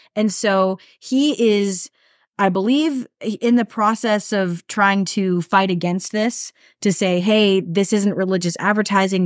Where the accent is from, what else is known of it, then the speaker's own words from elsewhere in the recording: United States; as Americans